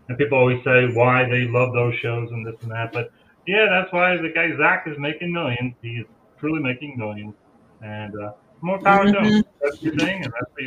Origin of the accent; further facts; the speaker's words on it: Long Island, New York, United States; I grew up on Long Island